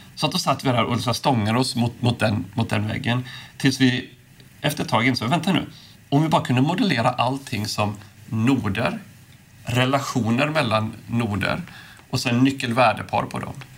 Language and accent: Swedish; Påskallavik, Kalmar County, Sweden; moved away; also born or lived in Silicon Valley, United States; där jag är uppvuxen. Eller till och med utanför Oskarshamn, Påskalavik